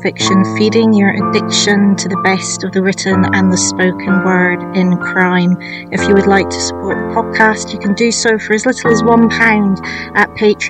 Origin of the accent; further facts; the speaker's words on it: Black Isle, Scotland, United Kingdom; I grew up in the Black Isle.